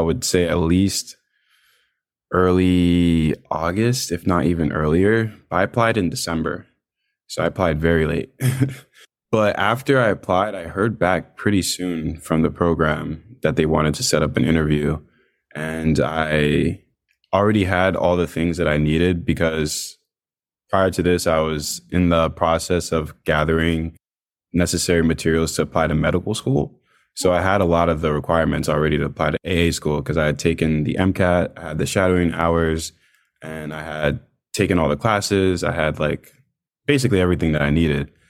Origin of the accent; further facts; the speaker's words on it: Virginia Beach, Virginia, United States; I'm from Virginia Beach